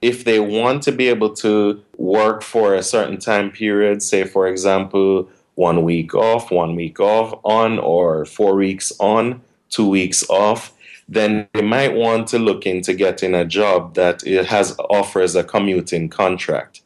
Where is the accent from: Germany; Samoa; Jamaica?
Jamaica; moved away as an adult; also born or lived in Washington State; now in United States; when I was in Jamaica, which is my hometown. I'm originally from Jamaica